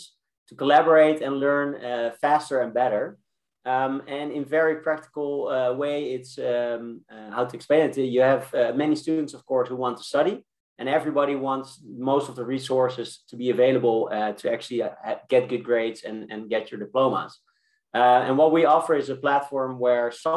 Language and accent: English; Amsterdam, North Holland, Netherlands; I'm from Amsterdam.